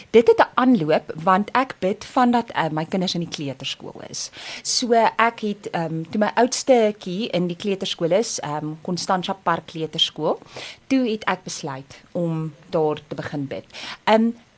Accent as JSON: {"language": "Afrikaans", "town": "Windhoek", "region": "Khomas", "country": "Namibia", "tie": "born or raised there", "moved": "yes", "lives_now": "South Africa", "said": "ek het in die ou Suidwes-Afrika grootgeword. Ek is daar gebore in Windhoek wat nou Namibië is."}